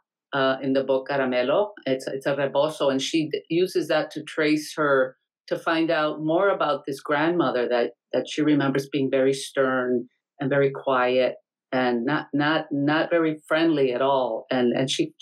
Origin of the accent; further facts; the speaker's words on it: Mexico; now in Rhode Island, United States; I'm Mexican-American. I was born in Mexico, but I consider myself Mexican-American